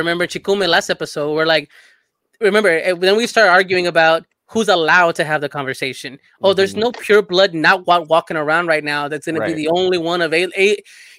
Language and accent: English; El Salvador; moved away; no, I'm not Spanish. Uh-huh. I'm from El Salvador.